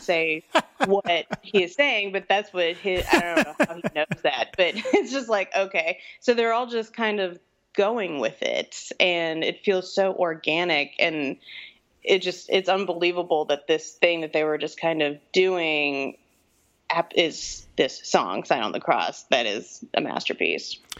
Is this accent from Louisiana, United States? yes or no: yes; New Orleans, Louisiana, United States; now in Austin, United States; I'm from New Orleans originally, and we live in Austin, Texas now